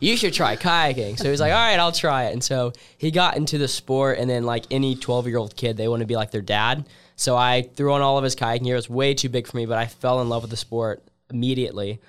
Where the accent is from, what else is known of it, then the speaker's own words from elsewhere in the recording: Columbus, Georgia, United States; my hometown